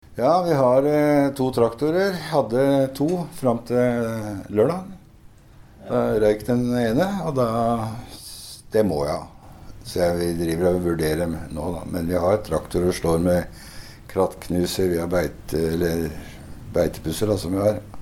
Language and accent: Norwegian; Hønefoss, Buskerud, Norway; Og jeg er jo fra Hønefoss